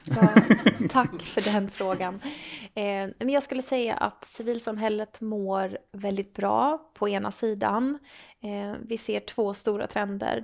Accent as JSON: {"language": "Swedish", "country": "Sweden", "tie": "born or raised there", "said": "om man är uppvuxen i en liten ort i Sverige"}